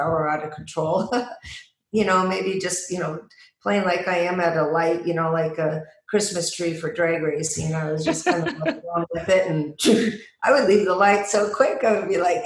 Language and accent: English; Seattle, Tacoma, Washington, United States; moved away; I was born and raised in Seattle, Tacoma, Washington